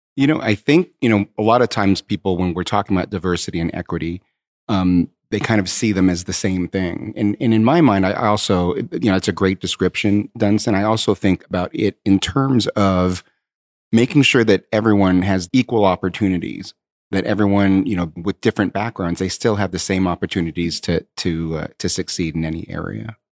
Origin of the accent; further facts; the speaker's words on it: Southern California, United States; I grew up um, in Southern California um, I'm Asian American